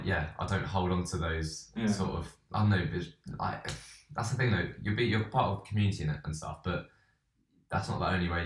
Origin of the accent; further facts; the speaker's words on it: Beaconsfield, South East England, United Kingdom; I grew up in Buckinghamshire.